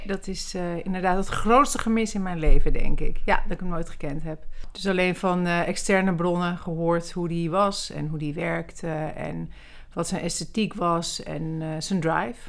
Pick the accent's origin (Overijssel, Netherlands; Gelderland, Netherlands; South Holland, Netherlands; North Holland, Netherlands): North Holland, Netherlands; Amsterdam; also born or lived in Zurich / Milan / Paris; ik ben geboren in Zurich. Toen zijn we naar Milaan gegaan en uiteindelijk naar Parijs. En toen ik een jaar of zeven was, kwam ik hier in eh, Amsterdam.